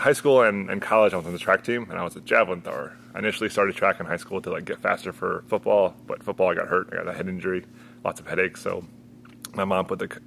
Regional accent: Mystic, Connecticut, United States; I was born and raised in Mystic, Connecticut, so I'm from here.

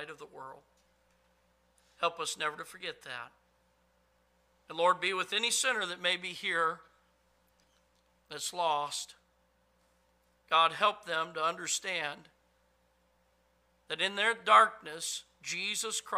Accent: United States; I'm a freedom-loving, red-blooded American, gun-toting, Bible-thumping American.

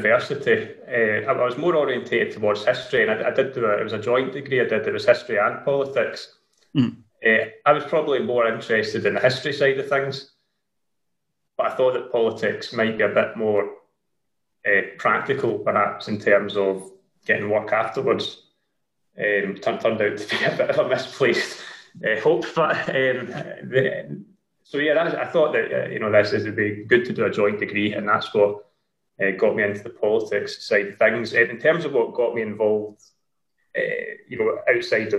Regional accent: Dumbarton, Scotland, United Kingdom; now in Glasgow, United Kingdom; I live in Glasgow currently. I grew up in Dumbarton and I lived there until a few years ago.

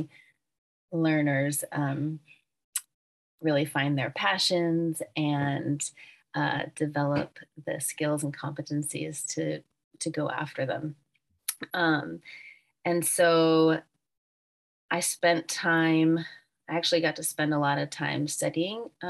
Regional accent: Wilmington, Delaware, United States; moved away; also born or lived in Brooklyn; I'm originally from Wilmington, Delaware. So this is coming back home for me.

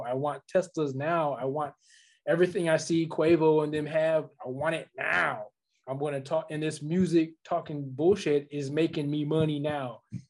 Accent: Los Angeles, California, United States; I'm from the South. They're not from my hood. You know what I mean? I'm from LA streets.

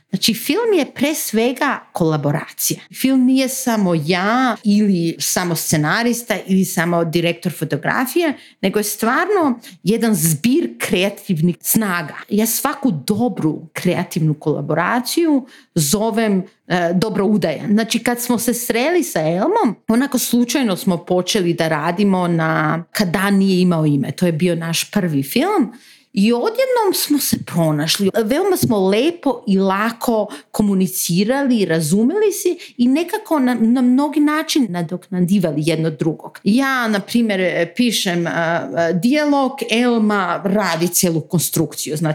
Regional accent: North Macedonia; Znači ja nisam iz Bosne, iz Makedonije sam

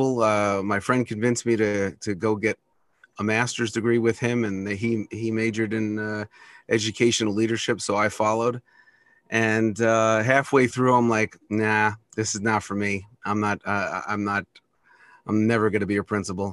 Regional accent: New York City, New York, United States; also born or lived in New Jersey / Florida; now in North Dakota, United States; I was born and raised in New York City

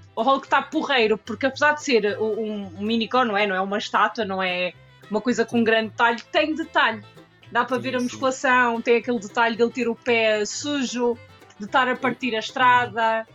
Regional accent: Portugal; Eu sou portuguesa, portanto, 100%.

